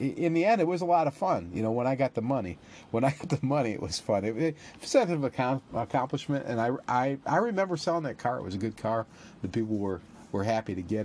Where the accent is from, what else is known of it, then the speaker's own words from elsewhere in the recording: Northwest Ohio, United States; When I was a kid, growing up in Northwest Ohio